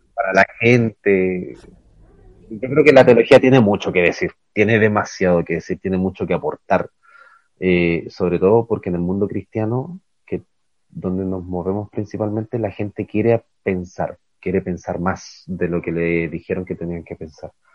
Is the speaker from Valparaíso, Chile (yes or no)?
no; Calama, Antofagasta, Chile; moved away as an adult; also born or lived in Ecuador; Nosotros crecimos en Calama, o sea, nací en otra ciudad, pero nuestra infancia fue en Calama, al norte de Chile